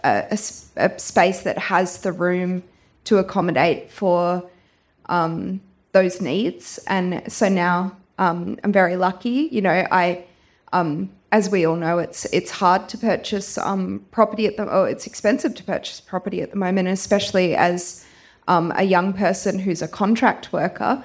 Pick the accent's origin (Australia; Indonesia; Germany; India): Australia; Gracetown and Fitzroy Crossing, Western Australia; also born or lived in Perth / Dunsborough; I grew up in Gracetown and also in Fitzroy Crossing. I moved to Perth for high school and university